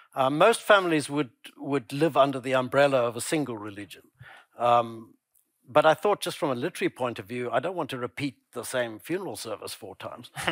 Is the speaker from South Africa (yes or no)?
yes; Pretoria, Gauteng, South Africa; my childhood growing up in Pretoria